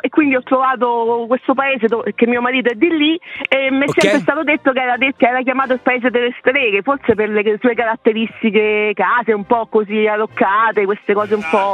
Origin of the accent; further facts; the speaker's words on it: Rome, Lazio, Italy; moved away as an adult; now in Calcata, Italy; io premetto che sono di Roma